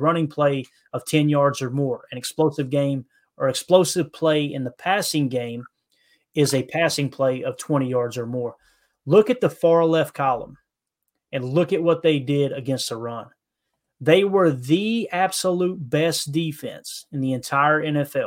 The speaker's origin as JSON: {"language": "English", "area": "Harlan County", "region": "Kentucky", "country": "United States", "tie": "born or raised there", "moved": "yes", "lives_now": "Jonesboro, United States", "said": "So I grew up in a little small town in Harlan County, Kentucky"}